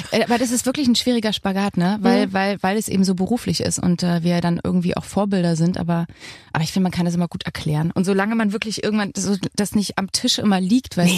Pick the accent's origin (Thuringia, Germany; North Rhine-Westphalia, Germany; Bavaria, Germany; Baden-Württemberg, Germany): Thuringia, Germany; accent: Thuringian; Also erstens mein Dialekt, Thüringisch, war ganz schlimm.